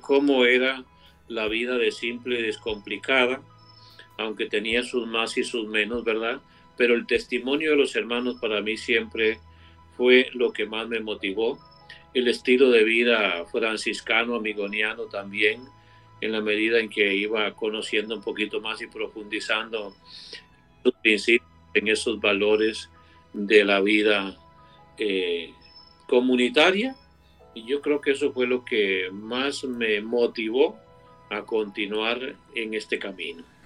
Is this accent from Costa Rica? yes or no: yes; Costa Rica; yo soy nativo de Costa Rica